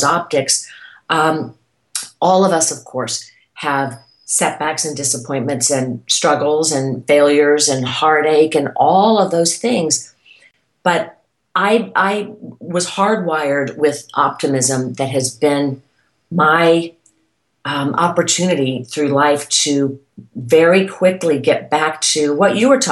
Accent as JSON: {"language": "English", "town": "Irmo", "region": "South Carolina", "country": "United States", "tie": "born or raised there", "also_born_or_lived": "Texas / New York / California", "moved": "as an adult", "said": "growing up in South Carolina"}